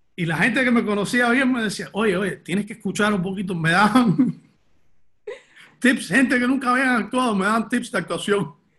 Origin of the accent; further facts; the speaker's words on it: Miami, Florida, United States; nací en Miami, nací y me crié en Miami, de padres cubanos, pero nací en Miami